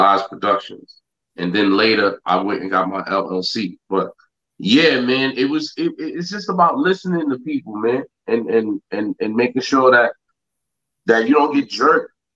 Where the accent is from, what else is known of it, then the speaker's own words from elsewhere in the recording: Yonkers, New York, United States; growing up in Yonkers